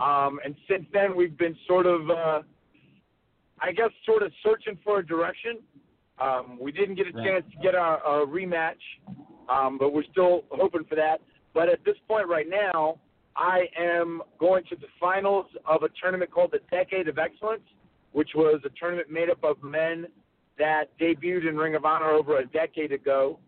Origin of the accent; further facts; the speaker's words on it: North Carolina, United States; I grew up in North Carolina. I got a chance to watch Ric Flair and Roddy Piper and Dusty Rhodes in the Mid-Atlantic territories.